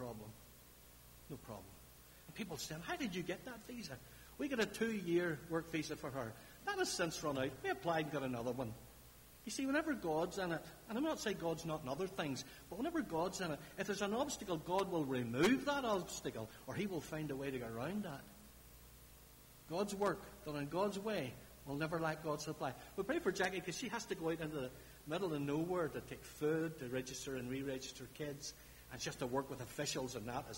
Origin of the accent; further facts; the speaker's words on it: Larne, Northern Ireland, United Kingdom; I'm from Larne. We talk about foots down in Larne